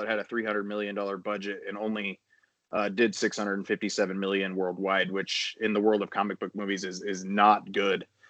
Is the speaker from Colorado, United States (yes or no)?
yes; Denver, Colorado, United States; I'm from Denver